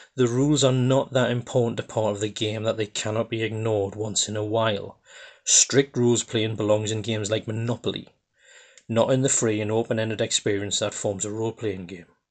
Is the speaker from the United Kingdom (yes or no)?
yes; Geordie, North East England, United Kingdom; accent: Geordie; I'm actually a Geordie from the northeast of England.